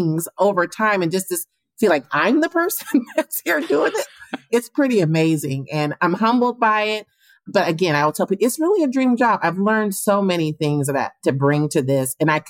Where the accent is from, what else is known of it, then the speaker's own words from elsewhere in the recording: Portland, Oregon, United States; I'm from Portland, you know, went to Grant High School